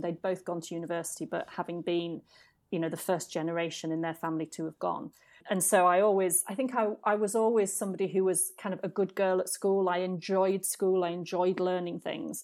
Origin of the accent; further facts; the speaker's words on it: United Kingdom; moved away as an adult; now in Trinidad and Tobago; as a British person